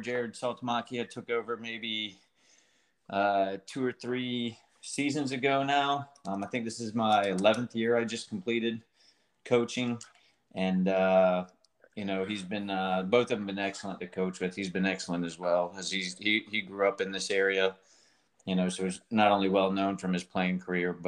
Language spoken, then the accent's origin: English; Chesapeake, Virginia, United States; I grew up in Chesapeake, Virginia.